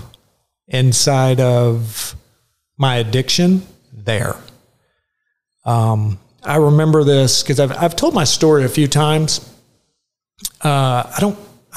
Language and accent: English; Garland, Texas, United States; also born or lived in Columbia, South Carolina; So all of my memories are literally right down the street here. My parents moved back and they landed in Garland, Texas.